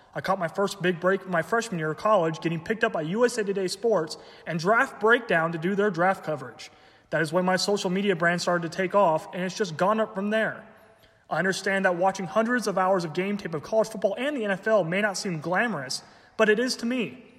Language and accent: English; Dallas, Texas, United States; I'm from Dallas, Texas, which means I'm, of course, a Dallas Cowboys fan.